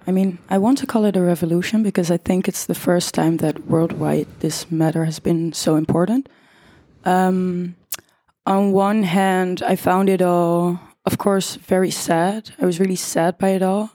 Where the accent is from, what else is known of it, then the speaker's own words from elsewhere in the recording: The Hague, South Holland, Netherlands; I'm 20 years old from The Hague, born and raised